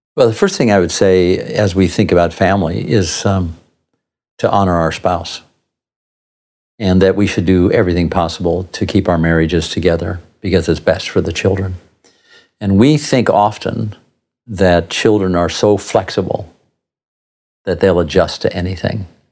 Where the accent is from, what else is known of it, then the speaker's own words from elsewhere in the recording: Southern California, United States; now in Tucson, United States; I grew up surfing in Southern California